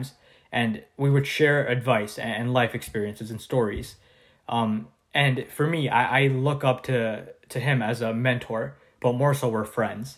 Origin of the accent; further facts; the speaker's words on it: Canada; I'm from Canada